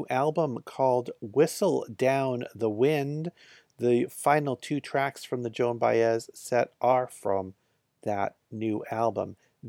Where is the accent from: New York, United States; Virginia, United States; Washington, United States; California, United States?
California, United States; After nearly a year on the road, I came back to California to wrap up the tour in my home state